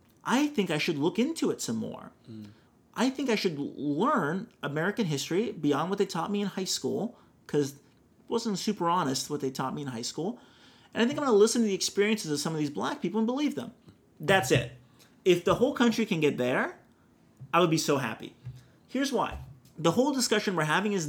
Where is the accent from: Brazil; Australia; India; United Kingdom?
Brazil; now in Orange County, California, United States